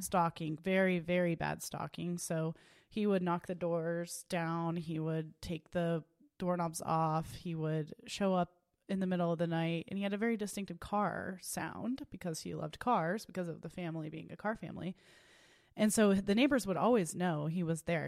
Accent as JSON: {"language": "English", "town": "Tulsa", "region": "Oklahoma", "country": "United States", "tie": "born or raised there", "said": "I was born and raised in Tulsa, Oklahoma, at Saint Francis Hospital"}